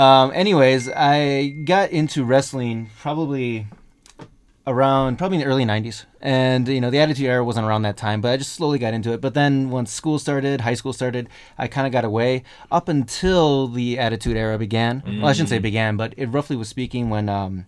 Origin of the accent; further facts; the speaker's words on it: Plain, Wisconsin, United States; moved away; I'm originally from the United States. Mm-hmm. I actually grew up in a very, very, very rural town, a small town. It's called Plain, P-L-A-I-N, Plain.